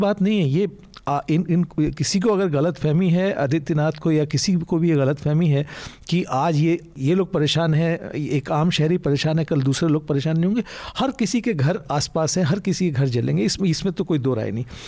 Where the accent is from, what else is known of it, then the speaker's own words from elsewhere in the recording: Uttarakhand, India; मैं उत्तराखंड का रहने वाला हूँ